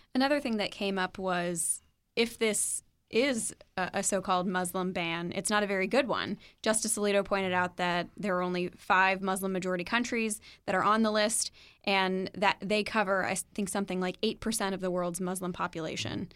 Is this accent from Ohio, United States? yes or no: no; Louisville, Kentucky, United States; Louisville, which is my hometown